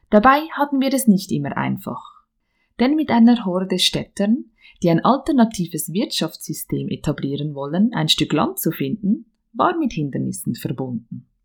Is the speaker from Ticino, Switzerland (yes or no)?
no; Bern, Switzerland; now in Dietikon, Switzerland; Geboren und aufgewachsen bin ich im Emmental, im Kanton Bern.